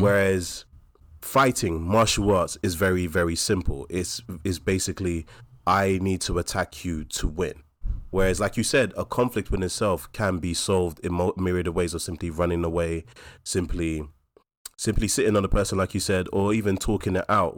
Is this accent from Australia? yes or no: no; London, United Kingdom; we're from New Cross and Deptford, we're local